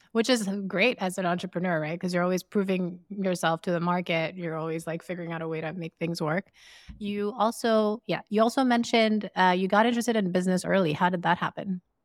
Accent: Sierra Leone; we grew up in Sierra Leone in West Africa

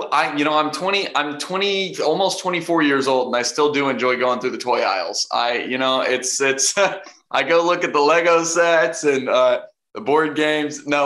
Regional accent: Arkansas, United States; Walmart Walmart was was started right by my hometown. It's crazy. Um, which is funny because I feel like because I grew up in that town, I'm always looking for WalMarts everywhere I go.

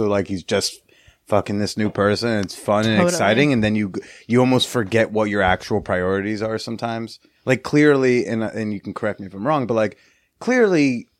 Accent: London, United Kingdom; no big deal, but I grew up in London, so it's a big deal?

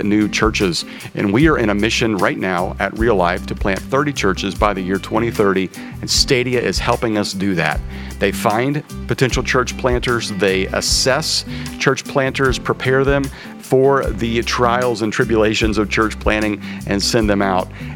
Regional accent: Kansas, United States; I'm from Kansas.

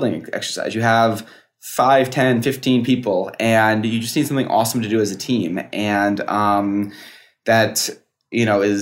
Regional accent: Schaghticoke, New York, United States; now in California, United States; I am from, also what people would say is not, I'm California now, but what people would say is not New York, but upstate New York as well, from outside of Albany.

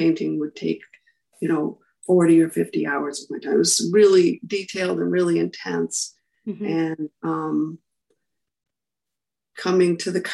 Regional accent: Tilton, New Hampshire, United States; also born or lived in Plymouth, New Hampshire; So I grew up in Tilton

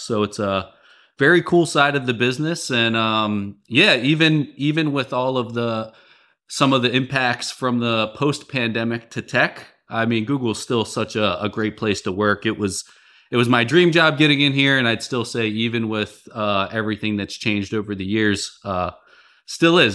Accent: Baltimore, Maryland, United States; moved away as an adult; also born or lived in San Francisco / Midwest; I'm from the Baltimore area

